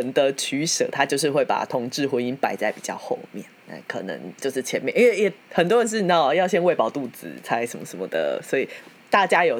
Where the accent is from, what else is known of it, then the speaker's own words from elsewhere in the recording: Tainan, Taiwan; now in Taipei, Taiwan; 妈的，我以前我特别把户籍从台南迁上来台北，